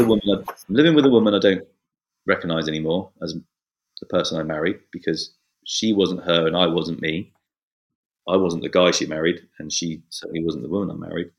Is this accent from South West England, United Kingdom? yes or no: yes; Bournemouth, South West England, United Kingdom; I'm the eldest of six kids. We lived on a council estate and in the south of England, in Bournemouth. And I've lived here all my life